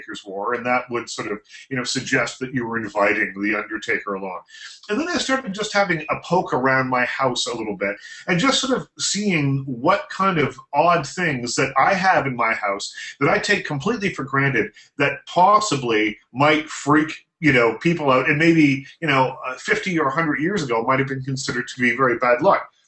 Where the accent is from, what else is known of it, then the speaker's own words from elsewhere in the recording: East Coast, United States; I'm from the East Coast